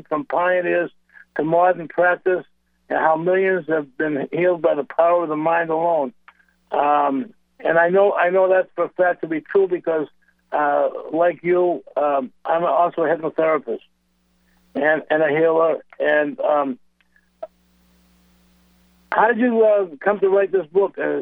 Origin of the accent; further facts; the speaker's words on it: New England, United States; I'm from New England myself, and I'm a healer